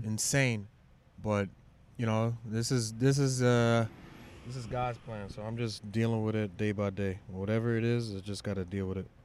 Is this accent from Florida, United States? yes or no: no; New York City, New York, United States; I'm from Shaolin